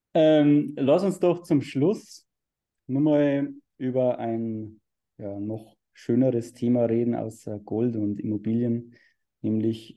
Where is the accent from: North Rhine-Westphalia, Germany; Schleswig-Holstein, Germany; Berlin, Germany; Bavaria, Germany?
Bavaria, Germany; bei uns in Bayern äh, so anschaust, wir haben ja diese, diese Holzfassaden